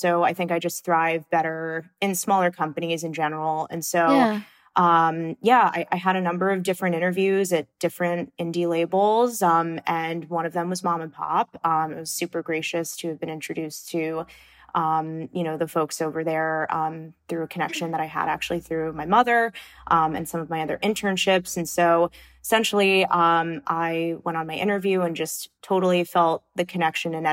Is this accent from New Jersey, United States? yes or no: no; Long Island, New York, United States; growing up on Long Island